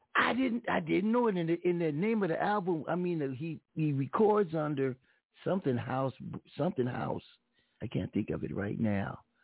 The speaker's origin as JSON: {"language": "English", "town": "Pomona", "region": "California", "country": "United States", "said": "I'm from Pomona"}